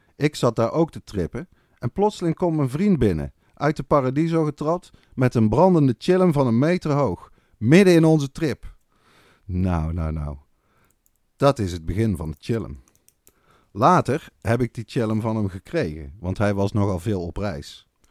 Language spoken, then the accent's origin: Dutch; Netherlands; wij dan echt als Nederlanders